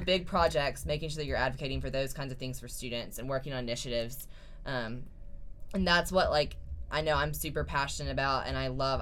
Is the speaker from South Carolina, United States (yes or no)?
yes; Lexington, South Carolina, United States; I'm a senior from Lexington, South Carolina